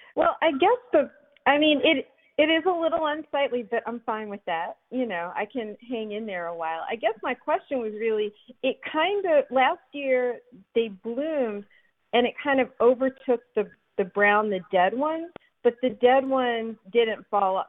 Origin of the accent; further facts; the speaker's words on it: Philadelphia, Pennsylvania, United States; moved away as an adult; now in Alexandria, United States; I grew up in Philadelphia